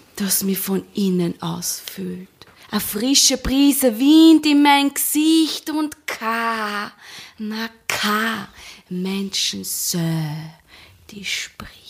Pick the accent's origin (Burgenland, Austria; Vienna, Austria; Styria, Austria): Vienna, Austria; als Wienerin